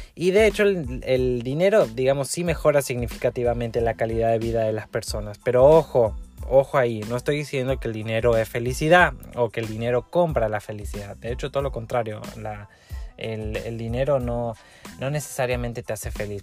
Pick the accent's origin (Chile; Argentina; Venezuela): Argentina; now in Mexico; Argentina, mi país